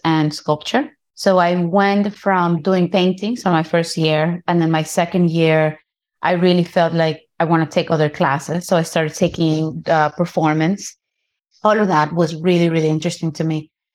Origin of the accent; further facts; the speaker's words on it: Guayaquil, Guayas, Ecuador; moved away as an adult; also born or lived in New York City / Manabí; now in New York, United States; I am born in what we know as New York City, and at the age of two, my parents moved us to Ecuador. I grew up in Guayaquil.